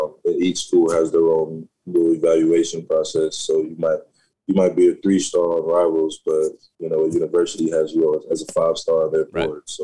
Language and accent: English; Cocoa, Florida, United States; born or raised there